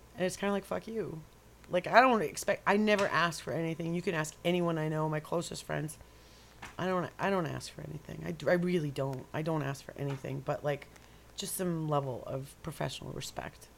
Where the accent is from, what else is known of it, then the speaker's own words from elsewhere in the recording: New York, United States; accent: New York; moved away; Maybe it was the area I was brought up in when I was growing up in New York